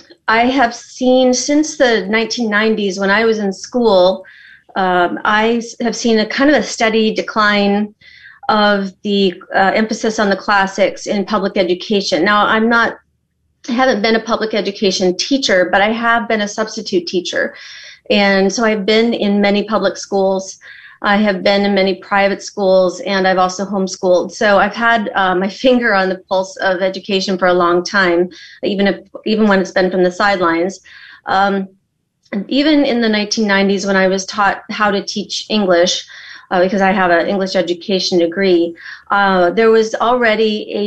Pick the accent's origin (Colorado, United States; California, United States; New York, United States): Colorado, United States; now in Tennessee, United States; Well, I am a Coloradoan, but I live in Tennessee right now.